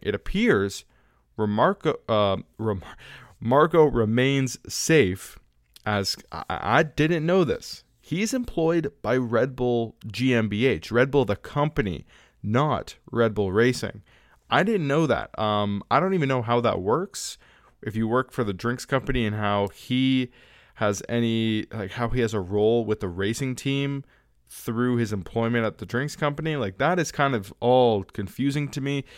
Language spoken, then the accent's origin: English; Canada; I'm Canadian